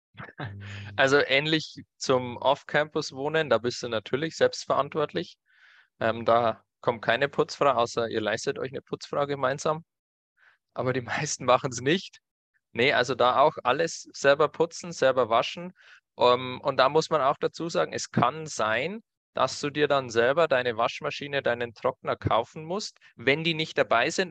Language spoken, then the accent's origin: German; Bavaria, Germany; bei uns in Bayern